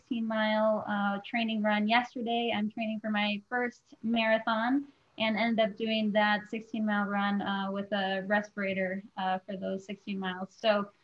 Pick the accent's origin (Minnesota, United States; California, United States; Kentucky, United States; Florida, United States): Minnesota, United States; also born or lived in Michigan; now in Seattle, United States; I'm a Midwest girl born and raised in Minnesota and then also lived in Michigan for a while.